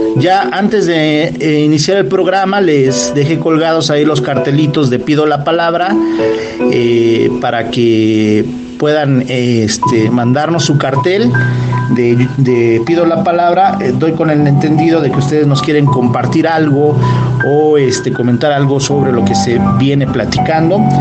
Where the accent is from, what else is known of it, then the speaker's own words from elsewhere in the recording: Los Reyes La Paz, State of Mexico, Mexico; Yo de pequeño vivía en el Estado de México, en la zona de los Reyes La Paz